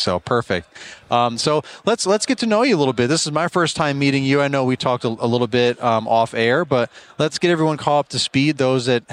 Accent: Richmond, Virginia, United States; I'm from Richmond, Virginia area, so I always have to fly out of Richmond

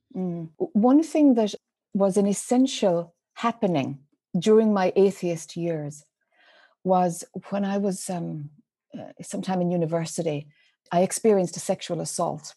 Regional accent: Ireland; accent: Irish; moved away as an adult; now in United States; as one might be able to detect from my Irish accent, mm. I spent most of my life in Ireland until I was in my mid 30s.

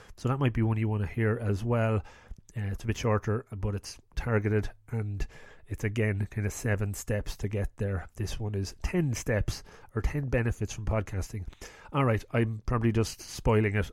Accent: Ireland; I'm from Ireland

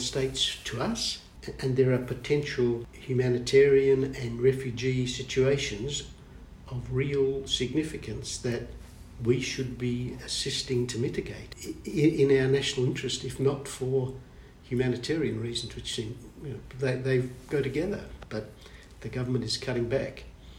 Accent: West Coast of Australia, Western Australia, Australia; moved away; I now live on the East Coast, but I grew up on the West Coast. I'm used to the sun going down in the ocean, not coming up over it, and it's the Indian Ocean.

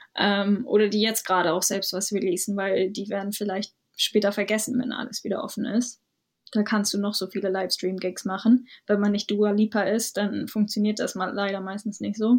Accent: Hamburg, Germany; moved away as an adult; also born or lived in London; now in Brighton, United Kingdom; Ich komme ursprünglich aus Hamburg

